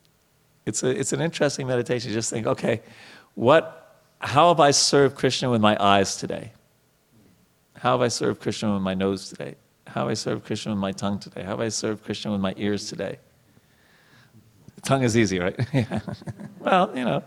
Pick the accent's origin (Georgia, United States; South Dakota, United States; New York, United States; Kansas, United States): New York, United States; I grew up in New York